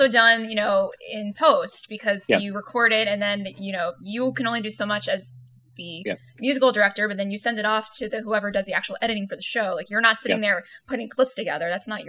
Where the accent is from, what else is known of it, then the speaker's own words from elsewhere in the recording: New Jersey, United States; I'm from Jersey, so I appreciate that.